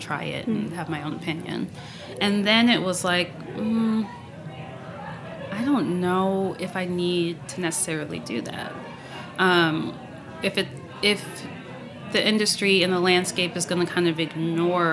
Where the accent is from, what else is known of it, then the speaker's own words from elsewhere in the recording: Maryland, United States; also born or lived in Boston; now in New York, United States; I'm not from New York. I grew up in Maryland, and like, and then I lived in Boston for a bit